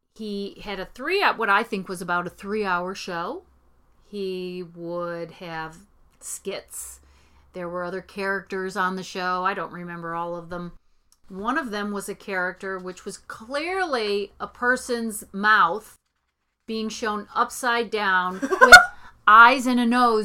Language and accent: English; Oakland County, outside Detroit, Michigan, United States; I was born in Detroit. I grew up a little bit outside of Detroit in Oakland County.